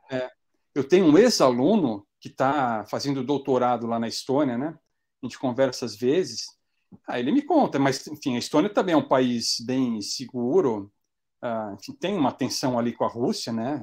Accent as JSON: {"language": "Portuguese", "country": "Brazil", "moved": "as an adult", "lives_now": "North Macedonia", "said": "eu sou brasileiro"}